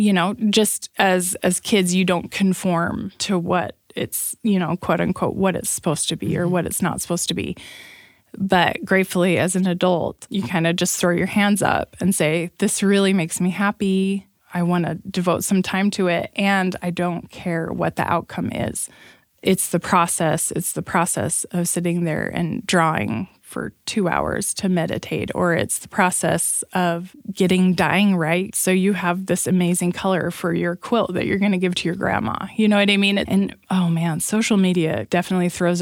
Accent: Provo, Utah, United States; I grew up in Provo, Utah.

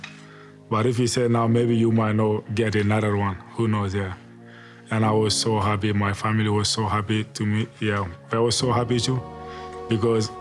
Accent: Mali; now in United States; I'm from Mali, West Africa.

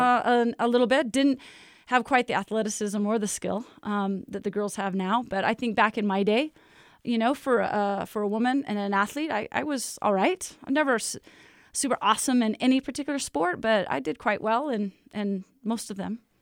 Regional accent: Lake Oswego, Oregon, United States; moved away as an adult; now in Provo, United States; it was fun growing up in Lake Oswego

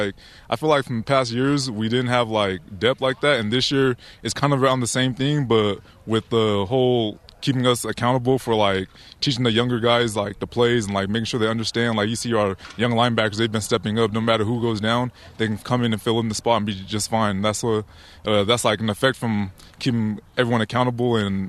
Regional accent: Liberia; now in United States; Like, when I came from Liberia, I came smiling because it's like I'm living the American dream

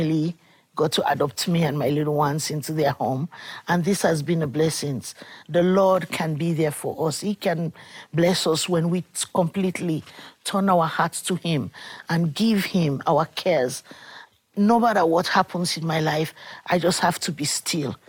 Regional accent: Sierra Leone; I come from Sierra Leone, and my country had a war for 12 years

